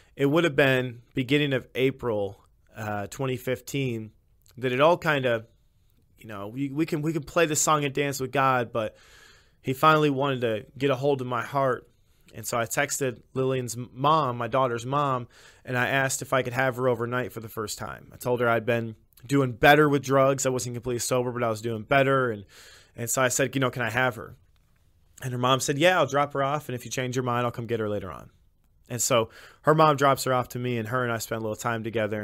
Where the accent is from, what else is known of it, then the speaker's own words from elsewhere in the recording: Illinois, United States; I was raised throughout Illinois.